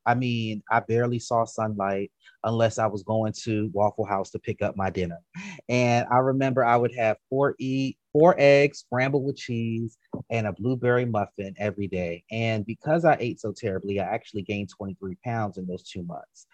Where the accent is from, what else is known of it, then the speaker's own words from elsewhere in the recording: DC, PG County, Maryland, United States; moved away as an adult; also born or lived in Baltimore, Maryland; now in Atlanta, United States; I grew up in Maryland, went to school in Maryland, and even though growing up in DC, PG County, Maryland, versus going to college in Baltimore